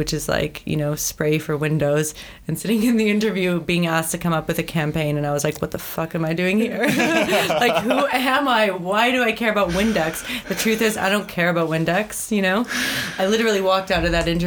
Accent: Thornhill, Ontario, Canada; I grew up in Thornhill, Ontario, a very lively suburban place

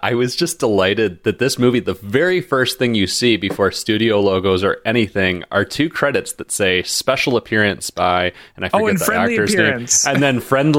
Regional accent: United States; because I'm American

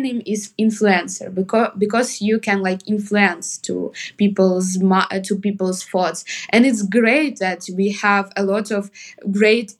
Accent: Kharkiv Oblast, Ukraine; English is a second language; moved away as an adult; also born or lived in Kyiv, Ukraine; now in Toronto, Canada; I'm not like actually from Kharkiv. I'm from Kharkiv region, from like small town.

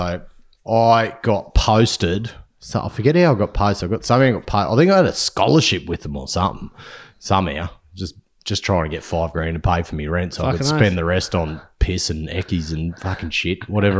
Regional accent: Inverell, New South Wales, Australia; which was like actually 1.5 hours from my hometown, Inverell, cold as fuck

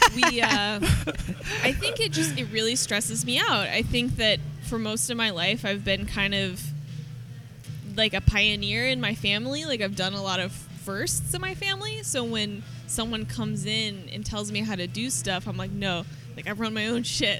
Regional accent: Oklahoma, United States; now in San Diego, United States; I'm not from San Diego. Like I'm from Oklahoma

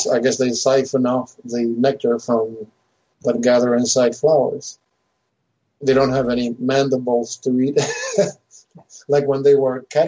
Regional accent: Mendoza, Argentina; moved away; growing up in Mendoza

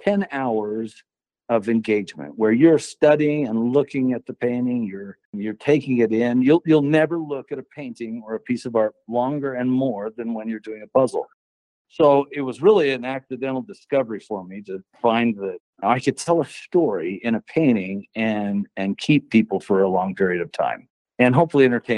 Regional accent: Wyoming, United States; I grew up in Wyoming, and that's just the way Wyoming people are

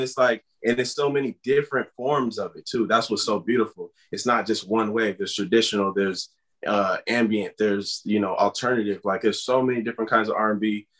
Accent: Los Angeles, California, United States; our mom was from the east side. We was born on the west side and then we moved to the valley, but this is where we grew up

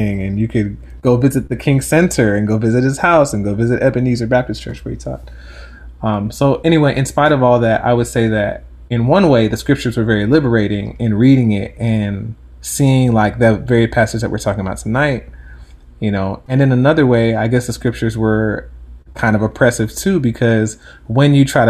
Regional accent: Jamaica; I think being Black, but not just being Black, being Jamaican actually is one

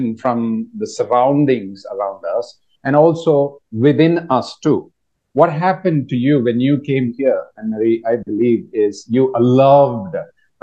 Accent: India; moved away as an adult; now in Thailand; I am from India

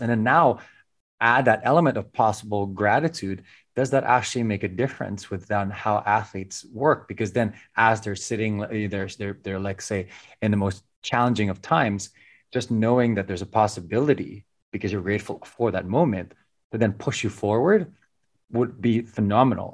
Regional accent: Philippines; growing up in the Philippines

